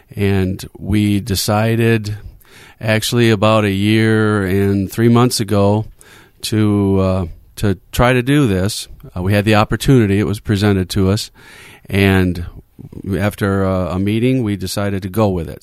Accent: Muskegon, Michigan, United States; born and raised in Muskegon

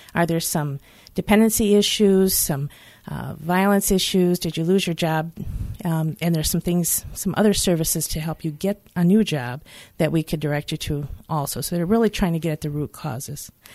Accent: Detroit, Michigan, United States; I grew up in the Detroit area. And, uh, just off Eight Mile

